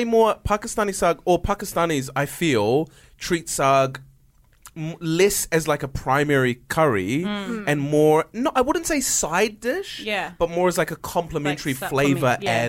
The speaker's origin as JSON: {"language": "English", "region": "Auckland", "country": "New Zealand", "tie": "born or raised there", "said": "Because my parents live in Christchurch now, but I grew up in Auckland. They only moved to Christchurch recently. And I grew up in Auckland. So I have like fond memories of... We lived on the North Shore"}